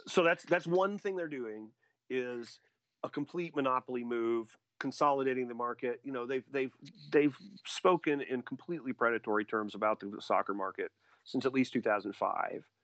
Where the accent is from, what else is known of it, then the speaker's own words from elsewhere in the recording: Indiana, United States; also born or lived in Logansport, Indiana; the towns I grew up in in Indiana